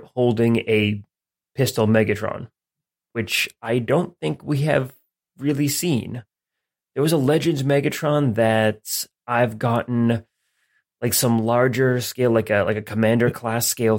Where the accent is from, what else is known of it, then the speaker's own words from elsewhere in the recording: United States; as an American